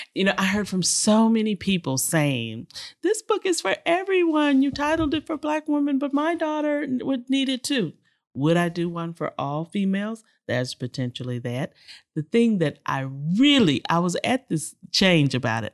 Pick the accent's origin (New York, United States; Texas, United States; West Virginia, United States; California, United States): Texas, United States; Houston; this little girl, born and raised in Sunnyside, Texas